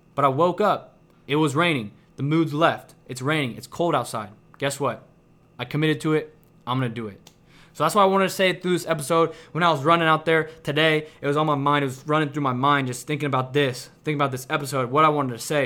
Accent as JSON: {"language": "English", "town": "Kansas City", "region": "Missouri", "country": "United States", "moved": "as an adult", "lives_now": "Houston, United States"}